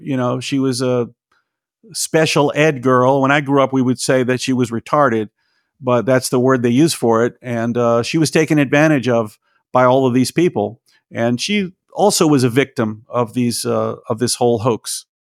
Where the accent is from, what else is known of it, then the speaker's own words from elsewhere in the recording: Tennessee, United States; moved away; also born or lived in Los Angeles; I grew up in Tennessee in the seventies and eighties